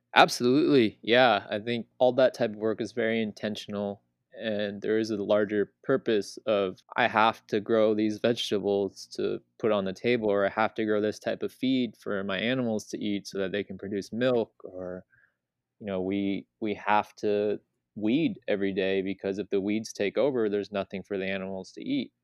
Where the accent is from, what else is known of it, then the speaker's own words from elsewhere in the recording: California, United States; growing up in California where everything's easily accessible